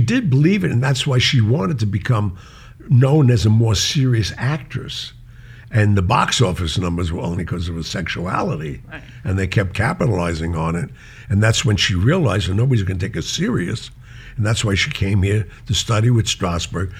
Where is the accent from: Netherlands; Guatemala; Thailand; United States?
United States; New York City, New York; I'm a kid from Mulberry Street